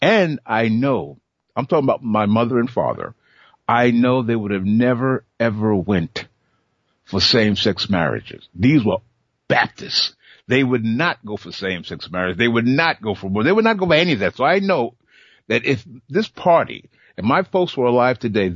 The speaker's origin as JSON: {"language": "English", "town": "New York City", "region": "New York", "country": "United States", "tie": "born or raised there", "said": "I was born in Bed-Stuy"}